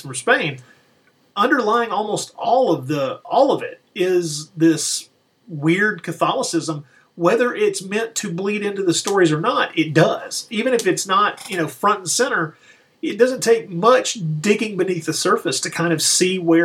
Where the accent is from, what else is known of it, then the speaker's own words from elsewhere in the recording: the South, United States; I grew up in the Baptist tradition here in the South